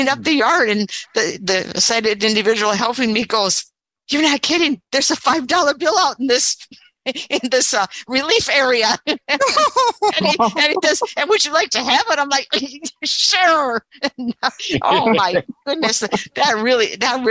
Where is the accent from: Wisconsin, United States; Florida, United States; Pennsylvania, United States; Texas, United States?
Wisconsin, United States; I trained in my hometown, which is what I really wanted because it's a rural area